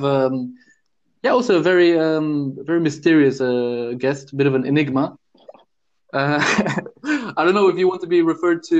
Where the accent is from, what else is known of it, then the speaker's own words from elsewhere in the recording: Luxembourg; I was born and raised in Luxembourg, but made internationally. My family roots go back to Germany, the UK, to India